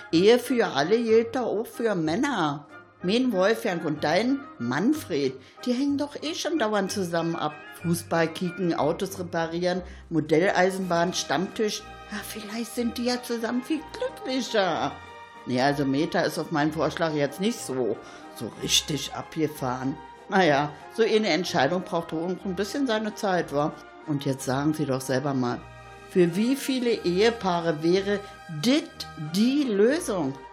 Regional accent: Berlin, Germany; Da will man als Berliner immer Vorbild sein mit seinen Erfahrungen und was ist.

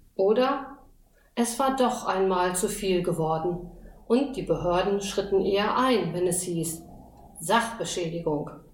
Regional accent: northern district of Osnabrück, Lower Saxony, Germany; Ich stamme aus dem Nordkreis Osnabrück, ein Landstrich zwischen Westfalen und Nordsee

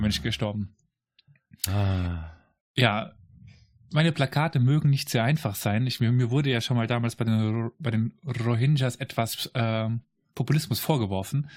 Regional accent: Saarland, Germany; ich komme aus dem Saarland.

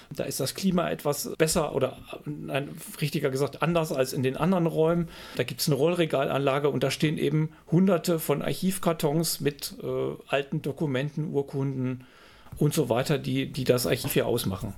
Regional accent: Freiberg, Saxony, Germany; moved away as an adult; also born or lived in Iserlohn; Wir hatten einen tollen Geschichtslehrer im Gymnasium in, in Freiberg, meiner Heimatstadt.

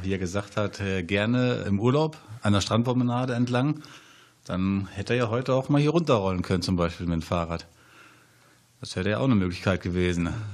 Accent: Hanover, Lower Saxony, Germany; moved away as an adult; ich komme ja aus Hannover und dort ist es halt sehr flach

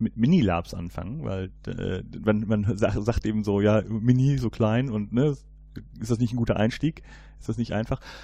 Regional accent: Cologne, North Rhine-Westphalia, Germany; ich komme ja hier aus Köln

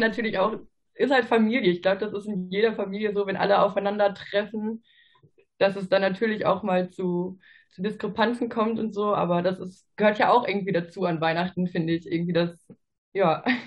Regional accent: Ruhr area, North Rhine-Westphalia, Germany; ich bin 26 Jahre alt und komme aus dem Ruhrgebiet.

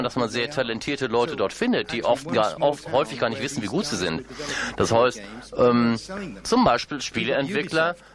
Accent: India; German is a second language; moved away as an adult; now in Hagen, Germany; ich bin aus Indien, aber ich lebe seit 16 Jahren in Europa, in Deutschland.

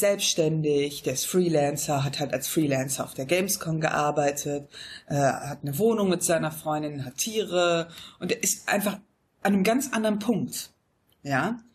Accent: Wuppertal, North Rhine-Westphalia, Germany; moved away as an adult; now in Monheim, Germany; was meine Heimat ist, dann würde ich sagen, das ist Wuppertal. Ja. Einfach weil ich, glaube ich, da auch meine Pubertät verbracht habe.

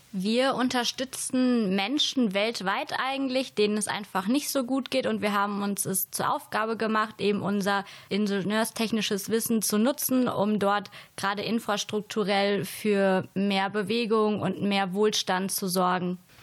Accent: Siegerland, North Rhine-Westphalia, Germany; moved away; komme ursprünglich aus Beschütten

